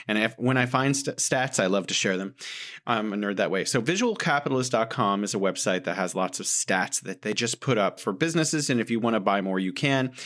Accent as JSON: {"language": "English", "town": "San Francisco", "region": "California", "country": "United States", "moved": "as an adult", "lives_now": "Beijing, China", "said": "I was from San Francisco"}